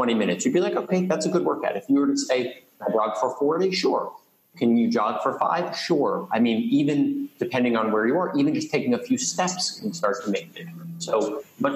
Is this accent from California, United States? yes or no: no; New York City, New York, United States; I grew up in Queens